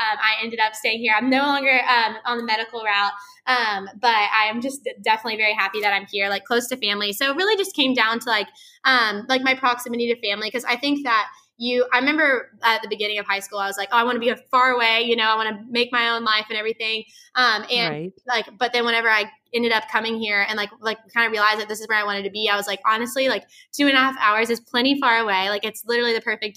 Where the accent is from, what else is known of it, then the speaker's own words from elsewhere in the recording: Santa Rosa Beach, Florida, United States; moved away as an adult; now in Tallahassee, United States; I'm from like Santa Rosa Beach, which is like seaside area, Panama City Beach